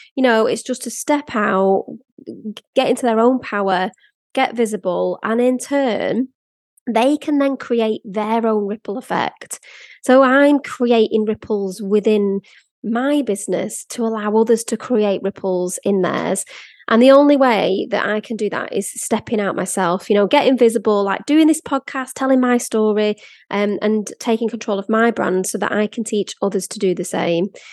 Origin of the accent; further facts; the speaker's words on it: Blackpool, North West England, United Kingdom; moved away; also born or lived in London; I grew up in Blackpool